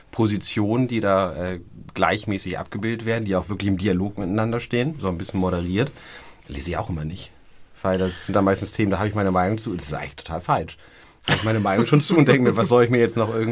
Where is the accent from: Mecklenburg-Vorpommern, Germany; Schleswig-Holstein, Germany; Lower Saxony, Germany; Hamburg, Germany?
Hamburg, Germany; ich bin Hamburger.